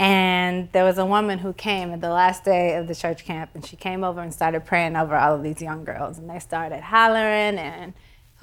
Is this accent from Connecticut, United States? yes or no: no; Houston, Texas, United States; moved away; growing up in Houston and coming back to Houston